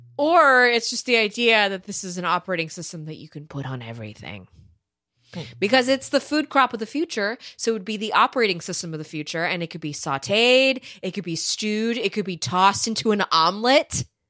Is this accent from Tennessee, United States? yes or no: no; California, United States; I am from California